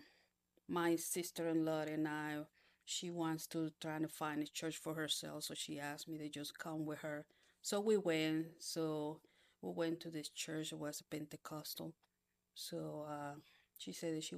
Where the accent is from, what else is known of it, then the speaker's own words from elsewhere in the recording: Panama; moved away; I was born in Panama.